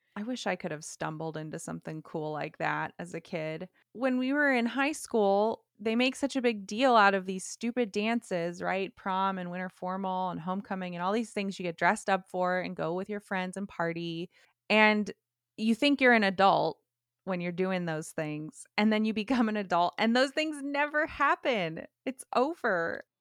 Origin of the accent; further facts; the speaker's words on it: California, United States; I was from California.